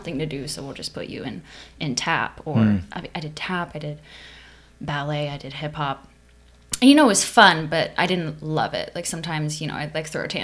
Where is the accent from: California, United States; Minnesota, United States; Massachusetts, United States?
California, United States; Lake Forest; also born or lived in Upland, California; I was born in Upland in San Bernardino County in California. But then I moved to Orange County before I can remember. So I was like an infant, specifically to Lake Forest.